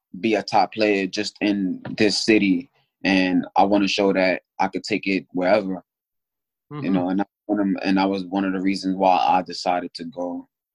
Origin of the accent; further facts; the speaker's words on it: New York City, New York, United States; Oh, I'm from the Bronx. My originally like Third Avenue, like on that side, but I had to come all the way to Burnside.